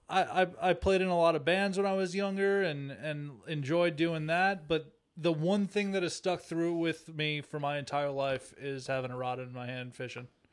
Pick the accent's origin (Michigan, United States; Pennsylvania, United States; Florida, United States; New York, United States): New York, United States; Long Island; moved away; I'm from Long Island, New York, the east end of Long Island. Uh, I grew up in Santa Marich's